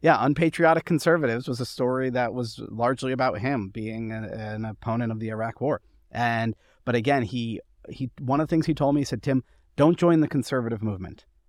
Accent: New York City, New York, United States; also born or lived in Montgomery County; now in Fairfax County, Virginia, United States; I grew up in Greenwich Village, I lived in Montgomery County, I live in Fairfax County now

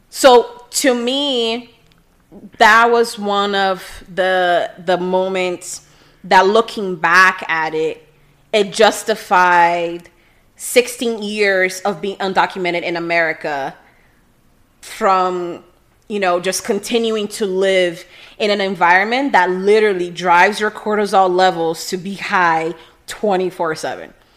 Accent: Rio de Janeiro, Brazil; English is a second language; also born or lived in California; now in Miami, United States; I was born in Rio de Janeiro

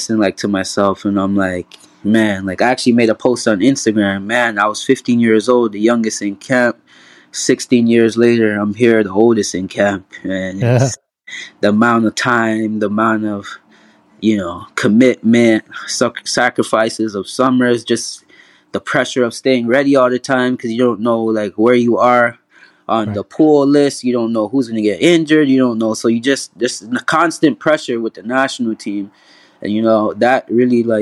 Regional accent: Toronto, Ontario, Canada; growing up in Toronto, you know, in like, you know, bad neighborhoods

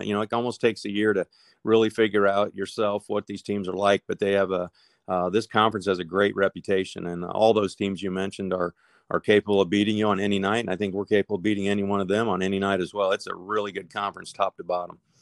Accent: Nebraska, United States; moved away as an adult; now in Savannah, United States; I was born and raised in Nebraska

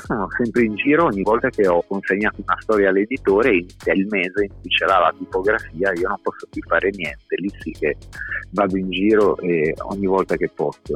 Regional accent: Bologna, Emilia-Romagna, Italy; quando chiedevano da dove arrivavamo, ehm, ah, Bologna

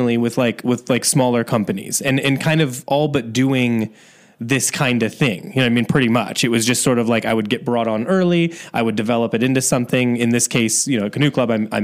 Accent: Indiana, United States; moved away; I'm from like, you know, a smaller town in Indiana

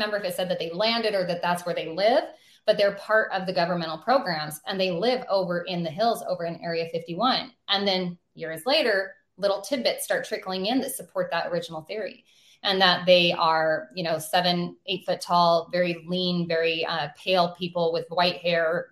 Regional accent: North Idaho, United States; we're from North Idaho

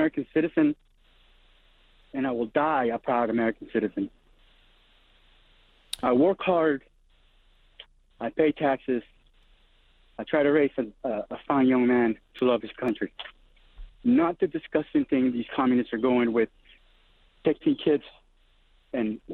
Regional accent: Nicaragua; now in Northern Virginia, United States; I grew up through in Nicaragua when the communists took over

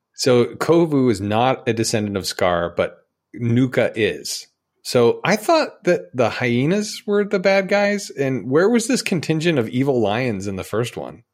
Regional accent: Utah, United States; now in Georgia, United States; I grew up in Utah

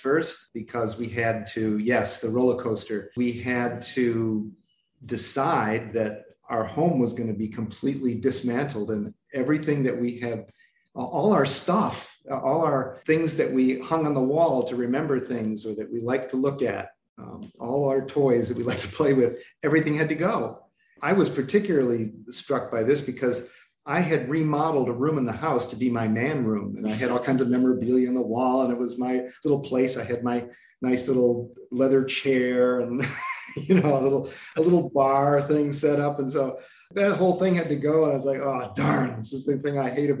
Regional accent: Chicago, Illinois, United States; moved away as an adult; also born or lived in Cleveland, Ohio / Philadelphia; I was born in Cleveland and mostly raised in Chicago

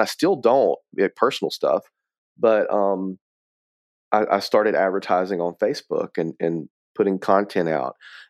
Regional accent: Atmore, Alabama, United States; also born or lived in Mobile; so I was born in Mobile, Alabama, which is where I live now. Was raised in a small town of Atmore, Alabama.

